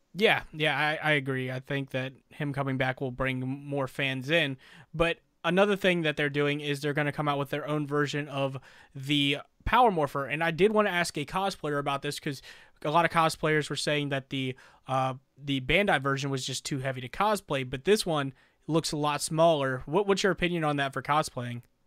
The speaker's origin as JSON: {"language": "English", "region": "East Coast", "country": "United States", "said": "I'm from the East Coast where it's cheaper to live"}